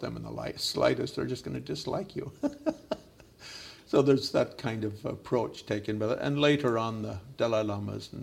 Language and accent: English; Gaspé, Quebec, Canada; moved away as an adult; also born or lived in Himalayas / Dharamsala; I grew up in Quebec where it's 80% Catholic.